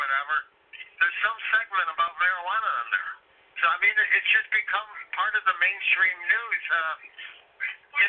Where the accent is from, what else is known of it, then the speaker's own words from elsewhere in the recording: Illinois, United States; I'm from Illinois